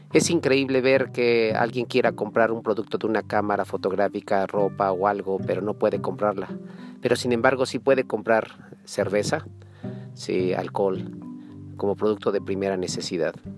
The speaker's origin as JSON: {"language": "Spanish", "region": "Chihuahua", "country": "Mexico", "said": "Soy parte de Chihuahua, vivo en Pachiniba, ahorita estoy en la ciudad de Chihuahua."}